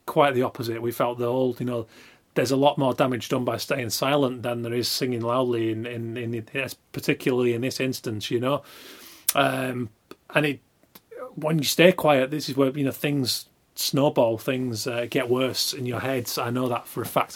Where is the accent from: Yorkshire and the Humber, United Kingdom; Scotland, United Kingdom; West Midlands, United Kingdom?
Yorkshire and the Humber, United Kingdom; now in London, United Kingdom; from West Yorkshire, so a very small working class mill town.